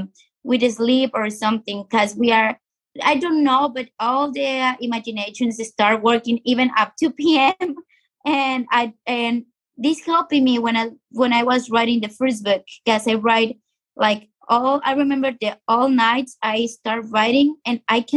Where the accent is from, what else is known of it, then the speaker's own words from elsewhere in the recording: Sonora, Mexico; now in Tijuana, Mexico; I'm from Mexico. I was born in Sonora, but now I'm living here in Baja California.